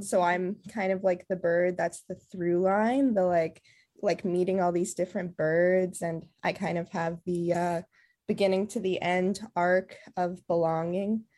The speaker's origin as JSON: {"language": "English", "town": "Burnaby", "region": "British Columbia", "country": "Canada", "tie": "born or raised there", "also_born_or_lived": "Costa Rica", "said": "I was born in Costa Rica, and I'm half Costa Rican, half German, and I was raised also in Burnaby"}